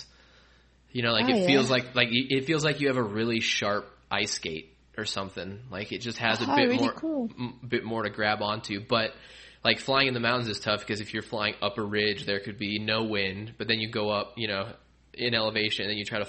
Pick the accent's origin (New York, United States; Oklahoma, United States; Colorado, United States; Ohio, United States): Colorado, United States; I'm from Colorado.